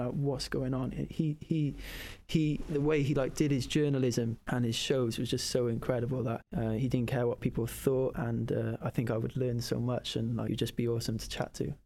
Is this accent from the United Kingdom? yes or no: yes; Cardiff, Wales, United Kingdom; it's my hometown